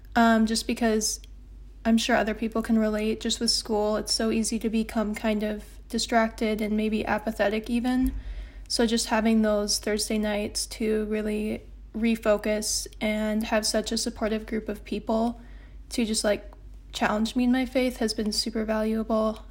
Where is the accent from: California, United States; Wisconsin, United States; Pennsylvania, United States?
Wisconsin, United States; La Crosse; now in Madison, United States; I'm from La Crosse, Wisconsin